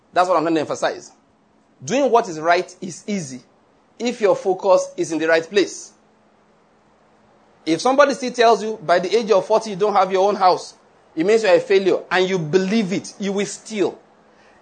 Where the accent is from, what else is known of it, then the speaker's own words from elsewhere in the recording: Nigeria; I'm a Nigerian